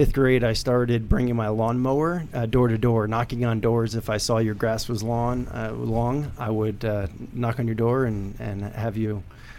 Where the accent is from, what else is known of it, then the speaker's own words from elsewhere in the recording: Middletown, New York, United States; Middletown, New York.